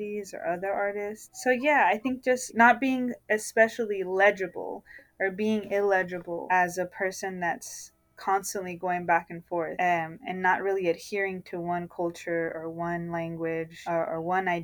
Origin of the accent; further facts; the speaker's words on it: Nogales, Arizona, United States; I was born in Nogales, Arizona, which is why I identify as a border-dwelling poet